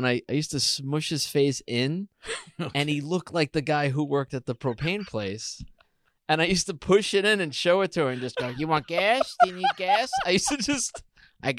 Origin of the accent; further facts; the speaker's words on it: New York City, New York, United States; my hometown of Travis, Staten Island